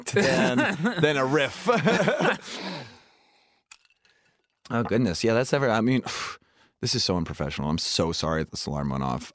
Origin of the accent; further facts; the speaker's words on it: Sacramento, California, United States; That was my hometown.